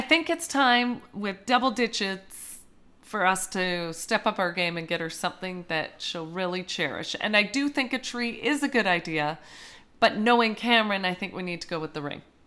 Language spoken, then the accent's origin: English; Canada; as a Canadian